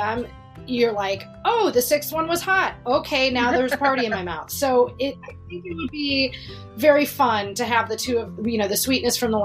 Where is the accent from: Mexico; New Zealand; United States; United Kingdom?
United States; also born or lived in California; I'm American. I live in California